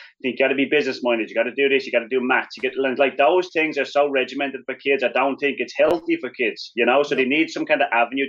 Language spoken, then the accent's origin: English; Wicklow, County Wicklow, Ireland; moved away as an adult; also born or lived in Colorado; growing up in Ireland, I grew up in Wicklow Town, which is like just below Dublin